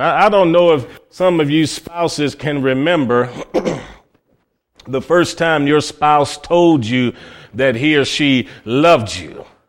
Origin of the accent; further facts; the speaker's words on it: Cleveland, Ohio, United States; growing up in Cleveland, Ohio